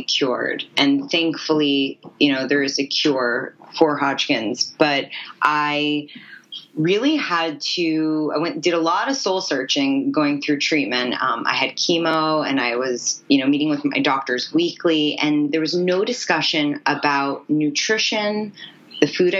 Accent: New York City, New York, United States; also born or lived in Los Angeles; I grew up in New York City

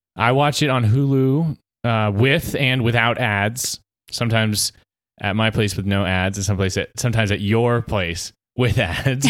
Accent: Easley, South Carolina, United States; I'm a podcaster from Easley

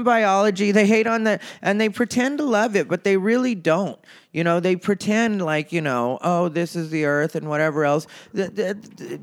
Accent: Arizona, United States; I'm from Arizona

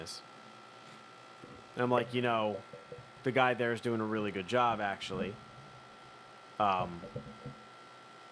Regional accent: Philadelphia, Pennsylvania, United States; So am I. I'm from here too.

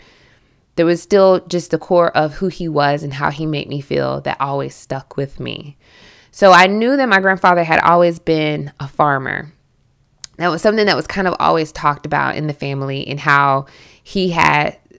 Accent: Southern United States, United States; accent: Southern; And you should hear me when I go home, like my Southern accent becomes incredibly thick.

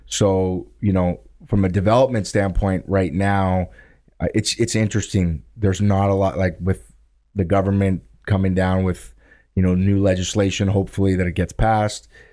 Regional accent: Thunder Bay, Ontario, Canada; now in Southern Ontario, Canada; I grew up in Thunder Bay

